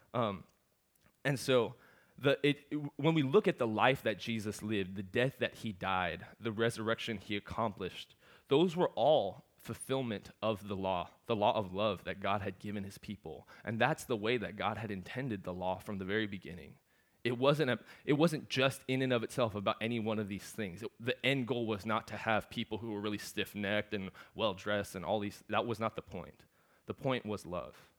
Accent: Seattle, Washington, United States; also born or lived in Galveston, Texas; I'm from Seattle

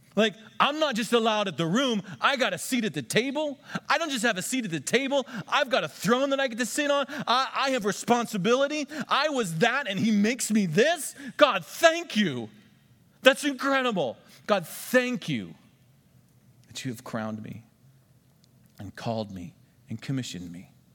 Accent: United States; I'm an American, and we vote every four years.

